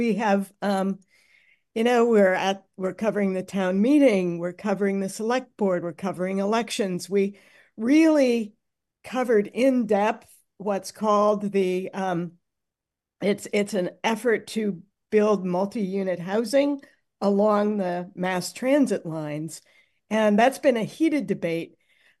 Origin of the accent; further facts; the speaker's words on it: Minneapolis, Minnesota, United States; Well, I'm from Minneapolis. I know the city pretty well